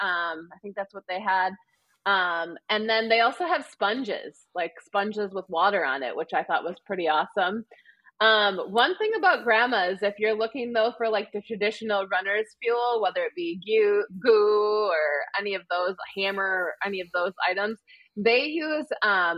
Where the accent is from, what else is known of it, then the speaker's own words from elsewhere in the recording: Wisconsin, United States; accent: Wisconsin; my Wisconsin accent